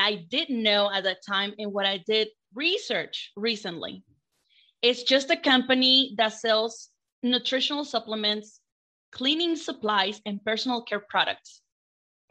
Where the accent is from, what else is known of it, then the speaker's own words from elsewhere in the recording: Mexico; moved away as an adult; I'm from Mexico. I was born and raised in Mexico. And when I moved here